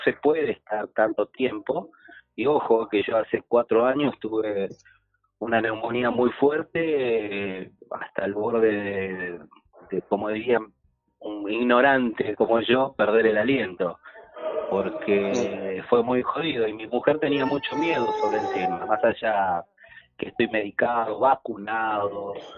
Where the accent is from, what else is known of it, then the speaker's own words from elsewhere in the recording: Argentina; somos argentinos